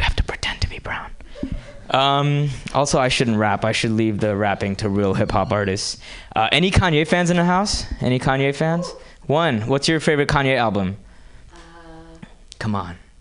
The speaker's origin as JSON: {"language": "English", "town": "Hyderabad", "region": "Telangana", "country": "India", "tie": "born or raised there", "moved": "as an adult", "lives_now": "United States", "said": "I grew up in India and moved to this country from a small town called Hyderabad okay? And I moved here 10 years ago"}